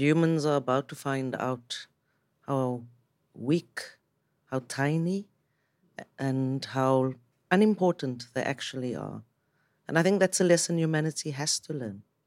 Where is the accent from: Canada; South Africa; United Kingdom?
South Africa; I'm from South Africa